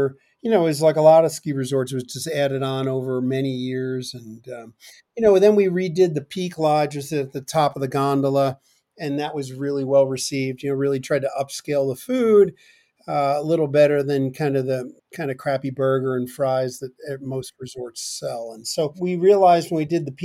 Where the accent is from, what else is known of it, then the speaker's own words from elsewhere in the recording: Chester, New Jersey, United States; moved away; I grew up in northern New Jersey in a town called Chester.